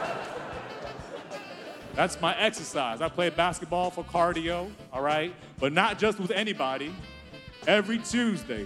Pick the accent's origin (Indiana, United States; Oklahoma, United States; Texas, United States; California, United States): Texas, United States; Houston; I'm originally from Texas. I grew up in Houston